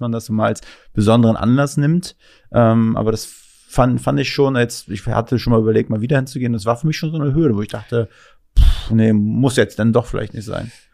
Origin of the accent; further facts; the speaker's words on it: Ludwigslust, Mecklenburg-Vorpommern, Germany; now in Berlin, Germany; weil wir kommen aus Ludwigslust.